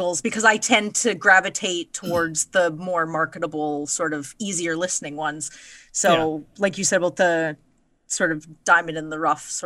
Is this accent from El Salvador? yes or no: no; England, United Kingdom; I'm English